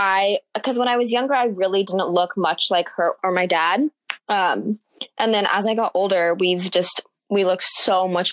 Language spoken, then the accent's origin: English; Arizona, United States; I'm actually from Arizona.